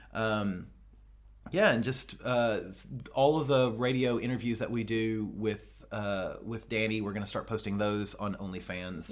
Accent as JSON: {"language": "English", "region": "the South", "country": "United States", "said": "I'm from the South, and in the South, we have thangs, not things."}